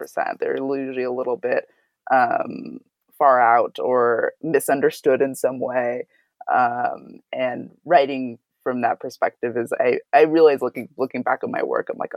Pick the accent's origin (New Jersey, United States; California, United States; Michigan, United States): California, United States; Santa Barbara; I grew up in Santa Barbara, California